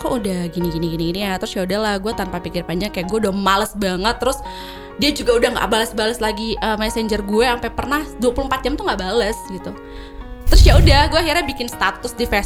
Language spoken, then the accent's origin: Indonesian; Cirebon, West Java, Indonesia; Sudah pas gue balik ke uh, Cirebon ke Indonesia, pasti ke Indonesia ya ke kampung halaman